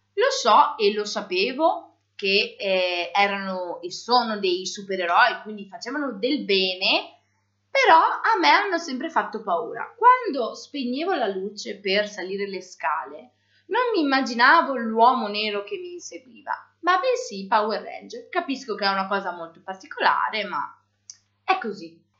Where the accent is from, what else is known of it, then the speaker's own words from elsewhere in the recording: Borgoricco, Veneto, Italy; vengo da San Michele delle Badesse, che è una sua frazione.